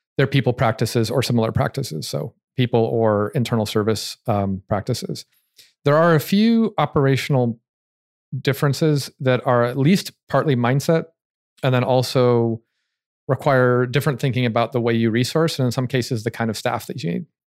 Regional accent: United States; I'm American

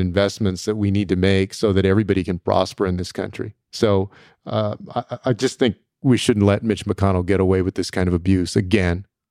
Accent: Texas, United States; here in my home state of Texas

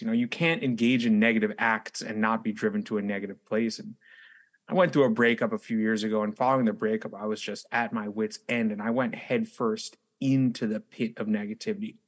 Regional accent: New York City, New York, United States; as a native New Yorker, someone who's born and raised in New York City and now resides in New York City

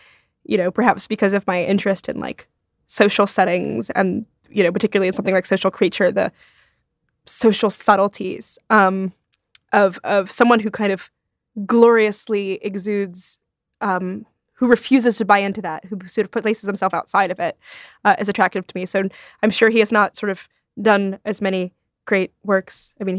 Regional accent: Rome, Lazio, Italy; I grew up partly in Rome.

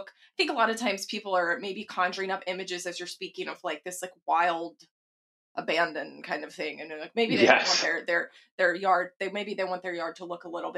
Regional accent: Texas, United States; growing up in Texas

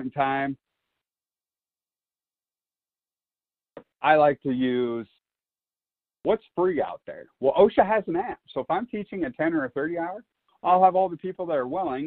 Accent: Iowa, United States; where I grew up in Iowa

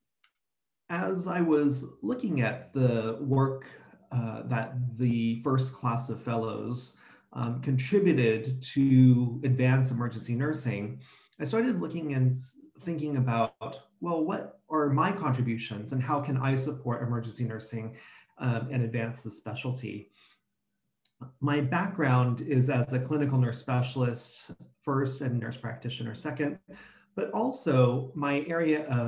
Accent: San Francisco Bay Area, California, United States; I come from the San Francisco Bay Area in California

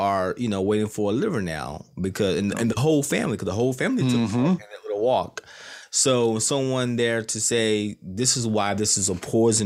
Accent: North Carolina, United States; now in Virginia, United States; I was born and raised in the boonies of North yeah. Carolina

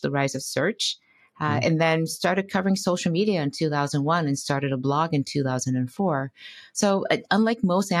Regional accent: Detroit, Michigan, United States; moved away as an adult; also born or lived in Boston / Silicon Valley, California; I grew up in Detroit, Michigan

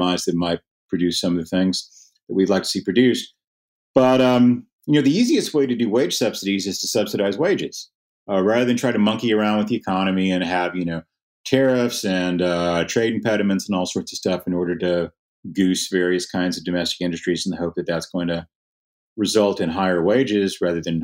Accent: Lubbock, Texas, United States; Lubbock, my hometown

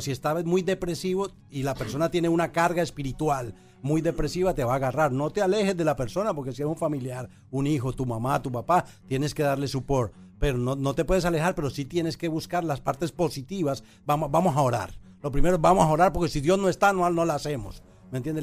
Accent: Colombia; moved away as an adult; now in Puerto Rico; fui a Bogotá, eh, a Colombia donde soy

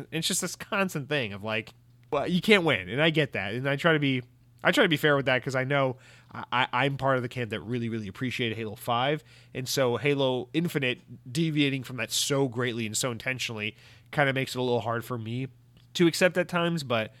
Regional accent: New Jersey, United States; Because I am from New Jersey, and I do plan on threatening these people.

